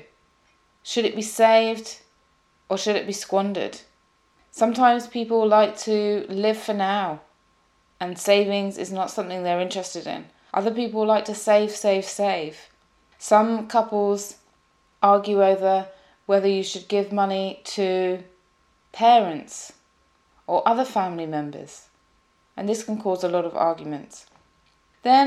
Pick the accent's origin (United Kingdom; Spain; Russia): United Kingdom; UK / English, England; The UK, from the UK, and as an English person